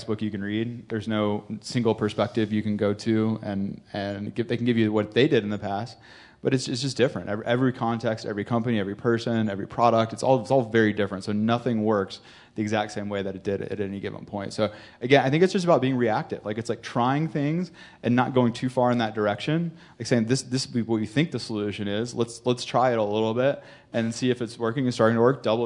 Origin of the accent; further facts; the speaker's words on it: North Carolina, United States; I'm from North Carolina, I'm from a small town in North Carolina